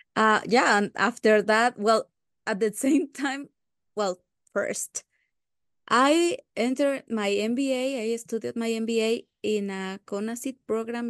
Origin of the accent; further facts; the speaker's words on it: Uruapan, Michoacán, Mexico; I was born in Uruapan, in the state of Michoacán, in Mexico